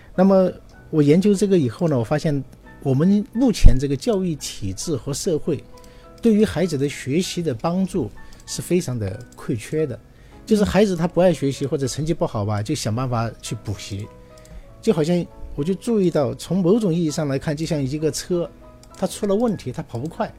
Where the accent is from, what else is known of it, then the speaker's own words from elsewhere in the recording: China; 我们中国人